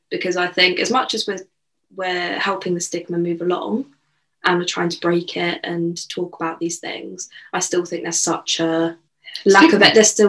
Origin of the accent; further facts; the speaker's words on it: United Kingdom; as a Brit.